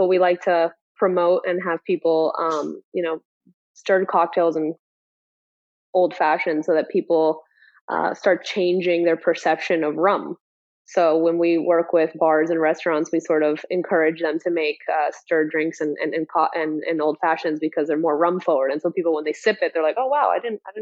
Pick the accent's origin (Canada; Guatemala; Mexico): Guatemala; now in Miami, United States; we were surrounded by rum growing up in Central America.